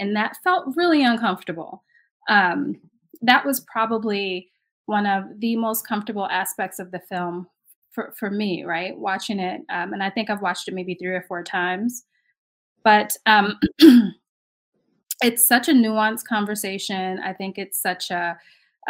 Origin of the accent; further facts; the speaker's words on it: New York City, New York, United States; I grew up in Brooklyn. I grew up in the projects in Brooklyn